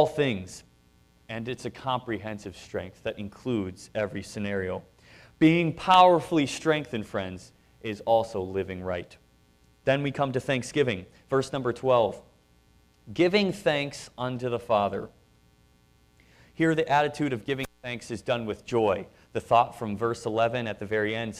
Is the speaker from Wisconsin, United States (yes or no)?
yes; Wisconsin, United States; we're from Wisconsin